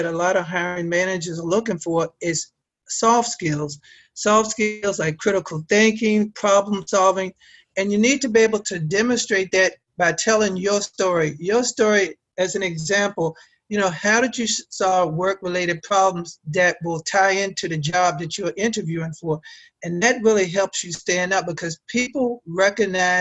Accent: Arlington, Virginia, United States; I'm from Arlington, Virginia. I'm about 15 minutes outside of Washington, D.C.

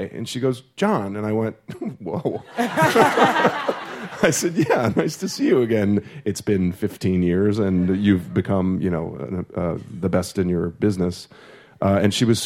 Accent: St. Louis, Missouri, United States; I'm from St. Louis, Missouri

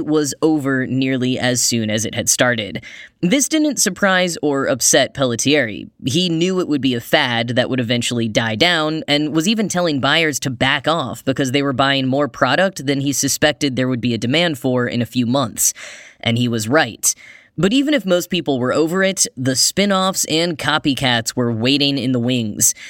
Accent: Grapevine, Texas, United States; not just in my hometown, but outside of a store that I frequented way more than I cared to admit at the time, the then brand new Bass Pro Shop in Grapevine, Texas

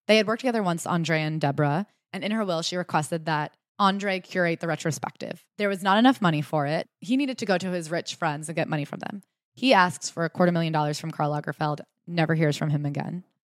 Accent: Durham, North Carolina, United States; my hometown of Durham

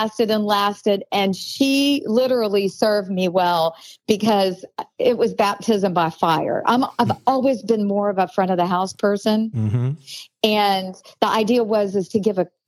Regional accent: Arkansas, United States; moved away as an adult; also born or lived in Vail, Colorado; I'm originally from Arkansas. And until I moved to Vail, Colorado to open the Hyatt Regency when I was 21 years old

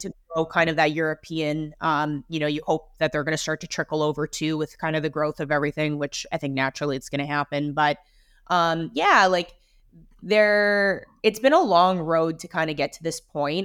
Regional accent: Vancouver, British Columbia, Canada; grew up in Vancouver

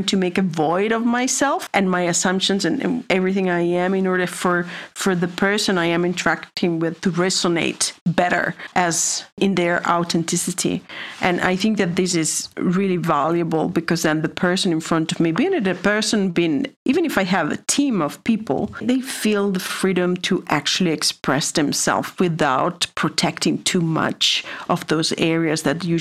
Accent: Italy; moved away; also born or lived in China; I am from Italy

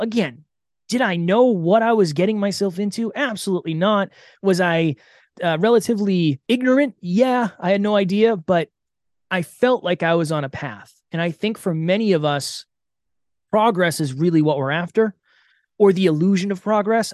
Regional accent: Massachusetts, United States; I grew up in Massachusetts

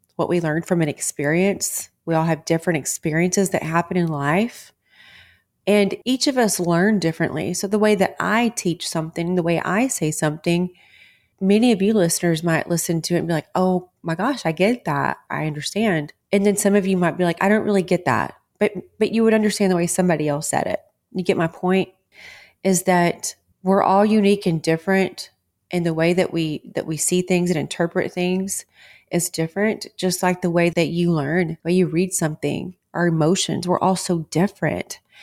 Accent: Texas, United States; I'm a born and raised Texas girl

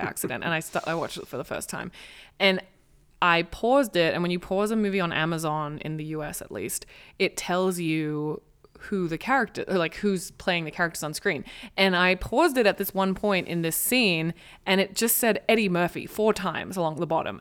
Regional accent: Australia; now in United States; I'm Australian. I speak English.

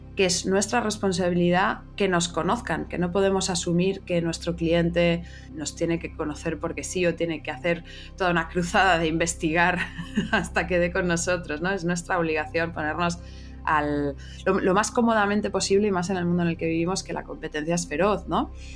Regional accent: Madrid, Community of Madrid, Spain; moved away as an adult; now in Barcelona, Spain; yo nací en Madrid, en España, de madre española, de padre francés

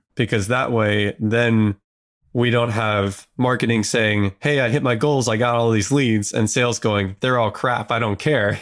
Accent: Southern California, United States; I grew up in Southern California

